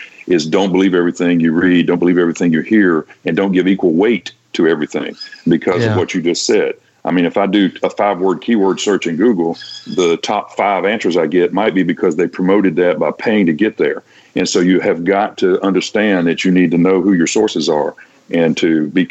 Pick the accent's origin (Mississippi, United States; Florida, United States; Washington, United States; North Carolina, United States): Mississippi, United States; Vicksburg; moved away; when I was a kid, I grew up in Vicksburg.